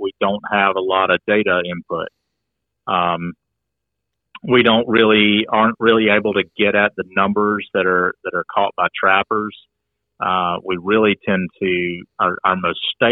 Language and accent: English; Coweta County, Georgia, United States; I'm from Coweta County